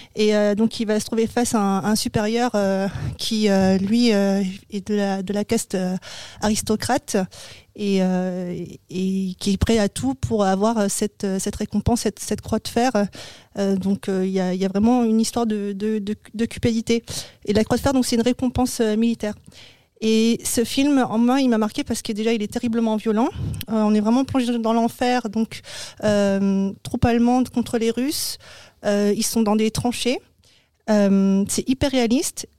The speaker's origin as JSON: {"language": "French", "country": "France", "said": "chez nous en France"}